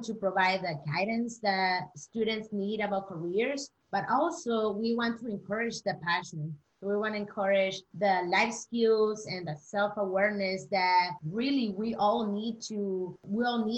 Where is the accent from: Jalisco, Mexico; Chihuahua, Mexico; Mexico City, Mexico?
Chihuahua, Mexico; I am from Mexico, Chihuahua.